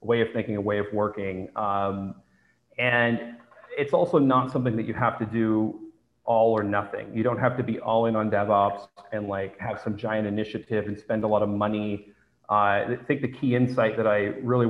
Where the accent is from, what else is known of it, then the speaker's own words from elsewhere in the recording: San Francisco, California, United States; moved away; I am originally from San Francisco